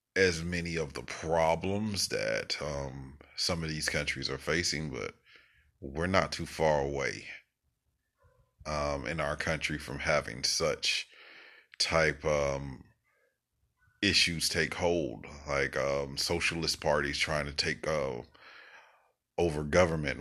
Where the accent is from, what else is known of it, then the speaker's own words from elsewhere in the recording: United States; as an American